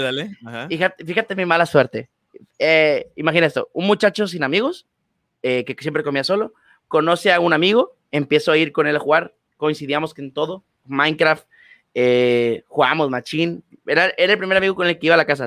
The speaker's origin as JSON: {"language": "Spanish", "town": "Cadereyta Jiménez", "region": "Nuevo León", "country": "Mexico", "said": "yo soy de ahí"}